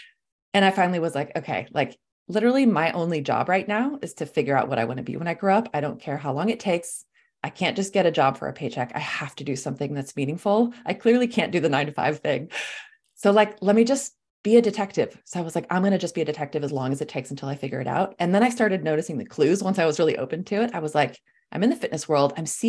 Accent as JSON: {"language": "English", "country": "Sweden", "also_born_or_lived": "California", "second_language": "English", "said": "I'm from Sweden originally. My whole family is back in Scandinavia. I love to travel. I grew up traveling. I'm like, you know, been back and forth between California and Scandinavia my whole life."}